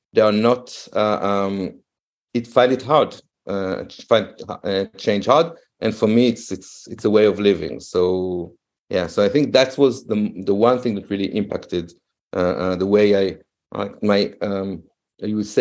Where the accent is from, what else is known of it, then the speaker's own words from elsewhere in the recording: Israel; moved away as an adult; now in Berlin, Germany; I moved while growing up in Israel. I moved 13 times in three different cities.